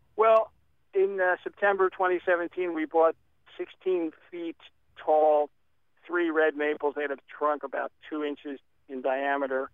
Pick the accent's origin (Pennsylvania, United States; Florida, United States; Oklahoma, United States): Pennsylvania, United States; Philadelphia; also born or lived in Erdenheim, Pennsylvania; now in Gladstone, United States; I'm a Philly boy, uh, but sixty miles north